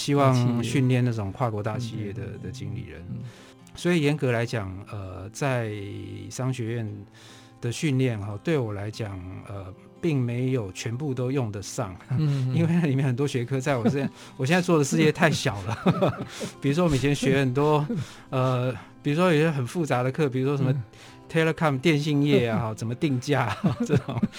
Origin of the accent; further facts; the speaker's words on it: Taipei, Taiwan; 对，我是台北人。对，我的我的家庭哈是呃一个就是普就是普通的一个算是中等阶级工商业人的家庭。 那我的老家本来是在景美，